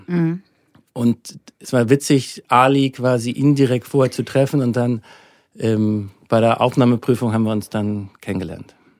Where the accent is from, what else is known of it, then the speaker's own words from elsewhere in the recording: Hamburg, Germany; moved away as an adult; now in Munich, Germany; Also ich komme ursprünglich aus Hamburg, bin da geboren, aufgewachsen. Bis ich 25 war, war ich in Hamburg.